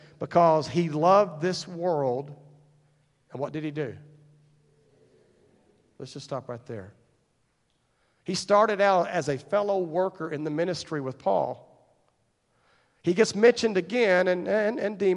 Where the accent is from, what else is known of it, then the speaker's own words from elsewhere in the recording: Paradise, Texas, United States; I grew up in Wise County, just across the way here